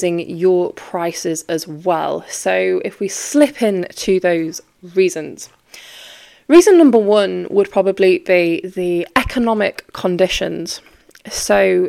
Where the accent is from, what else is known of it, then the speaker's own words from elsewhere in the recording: Yorkshire and the Humber, United Kingdom; I'm from Yorkshire.